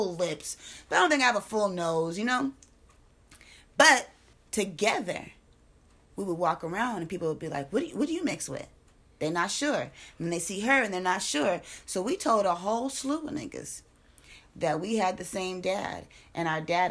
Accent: United States; I'm American.

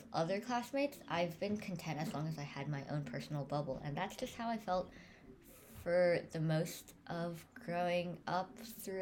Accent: Scarsdale, New York, United States; I am Chinese American, and there's like a very big Chinese population in Scarsdale

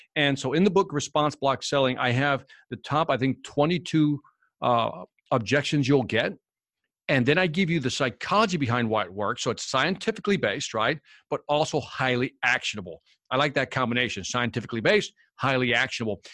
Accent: Chicago, Illinois, United States; also born or lived in Puerto Rico; So my family's originally from Puerto Rico, but I was born in Chicago.

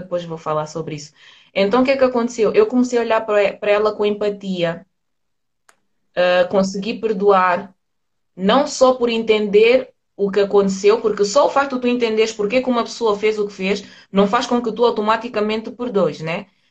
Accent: Portugal; eu nasci aqui em Portugal

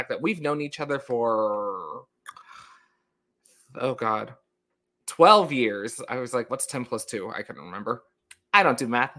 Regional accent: New York, United States; accent: New York; I grew up there most of my life

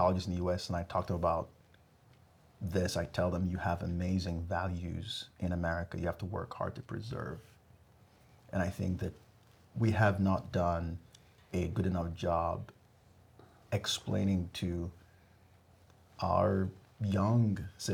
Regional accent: Ghana; now in United States; I grew up in Ghana, West Africa.

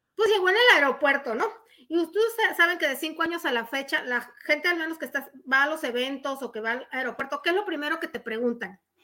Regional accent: Mexico; como buenos mexicanos

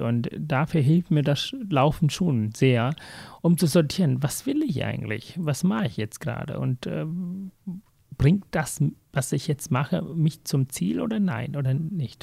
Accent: Hamburg, Germany; also born or lived in Sri Lanka / Bad Neustadt an der Saale / Lübeck; ich bin eigentlich Möhmansberger. Ich komme aus dem Osten von Hamburg, wo die Sonne scheint. Da bin ich aufgewachsen, zur Schule gegangen

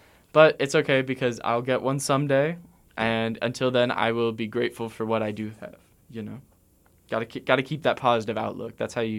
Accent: East Coast, United States; now in Atlanta, United States; I'm from the East Coast. I lived in Atlanta for the last

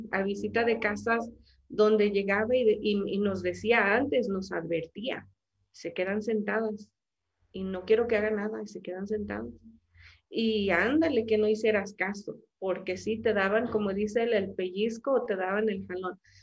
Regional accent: Mexico; para mí es un orgullo ser mexicana

